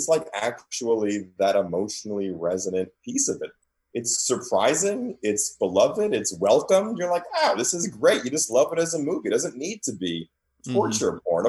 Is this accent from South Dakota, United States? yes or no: no; New York City, New York, United States; I grew up in New York. I grew up in Queens